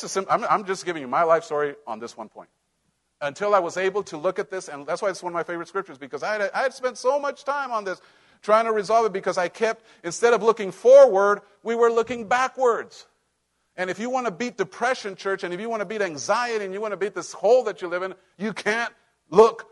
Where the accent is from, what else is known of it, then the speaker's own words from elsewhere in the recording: Cholula, Puebla, Mexico; moved away; That's where I grew up. That's my hometown